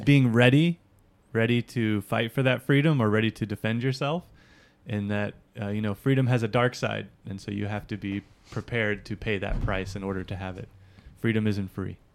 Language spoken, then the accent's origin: English; United States; also born or lived in Hawaii; now in Japan; I'm an American